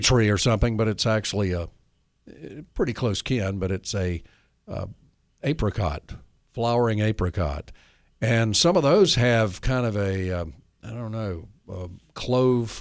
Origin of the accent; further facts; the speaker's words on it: north of Nashville, Tennessee, United States; in Red Oak, north of Nashville, my hometown